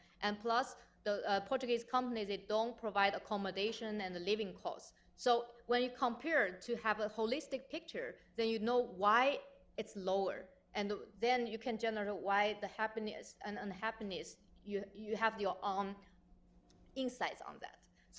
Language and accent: English; Shanghai, China; moved away as an adult; also born or lived in London; I was born in Shanghai and had education in Shanghai, then started master's degree at SOAS and PhD at SOAS.